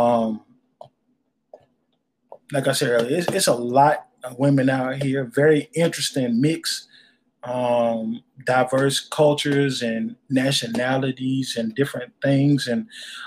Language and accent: English; North Louisiana, United States; now in Dallas, United States; I'm from North Louisiana too, the country